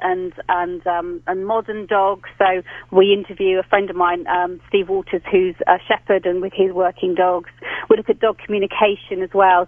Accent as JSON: {"language": "English", "region": "England", "country": "United Kingdom", "lives_now": "London, United Kingdom", "said": "I'm being typically English today."}